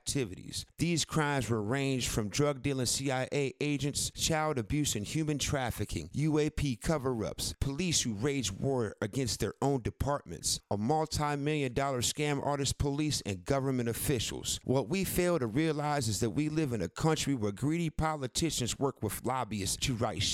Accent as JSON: {"language": "English", "town": "Cleveland", "region": "Ohio", "country": "United States", "tie": "born or raised there", "said": "I'm from Ohio"}